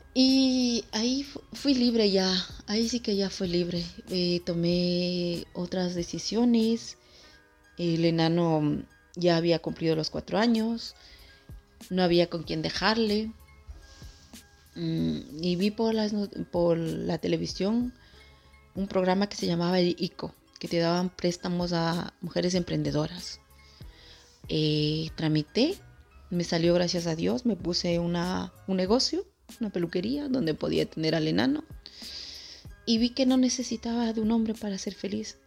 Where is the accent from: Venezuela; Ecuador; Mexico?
Ecuador; soy del Ecuador